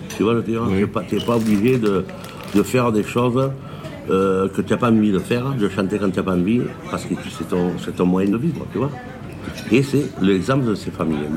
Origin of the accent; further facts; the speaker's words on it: Nîmes, Occitania, France; also born or lived in Andalusia (parents); mes parents sont andalous, je suis né à Nîmes